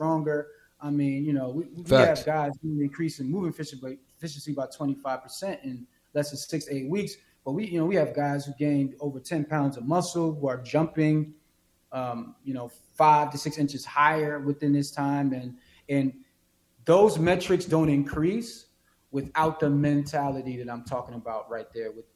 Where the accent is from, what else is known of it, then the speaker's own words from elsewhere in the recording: New York City, New York, United States; moved away; I'm originally from Brooklyn, New York